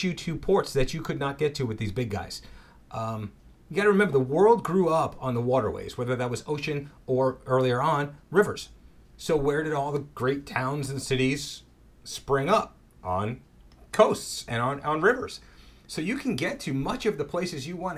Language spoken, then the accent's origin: English; New York, United States; I grew up in New York, which is basically Jewish and Italian